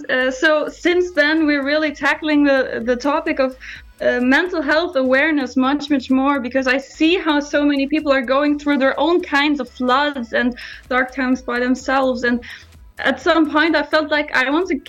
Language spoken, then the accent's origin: English; Düsseldorf, North Rhine-Westphalia, Germany; also born or lived in Scotland; my hometown, Düsseldorf